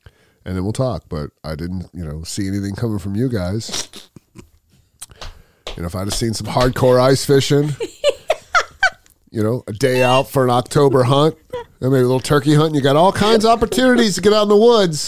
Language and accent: English; the South, United States; I grew up in the South